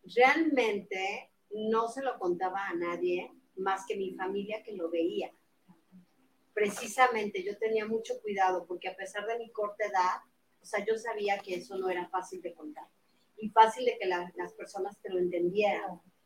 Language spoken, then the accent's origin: Spanish; Mexico City, Mexico; soy de la Ciudad de México